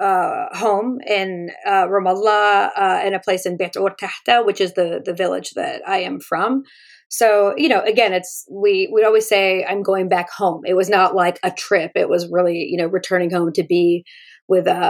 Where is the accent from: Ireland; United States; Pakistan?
United States; Northern Virginia; born or raised there; also born or lived in Houston, Texas / Palestine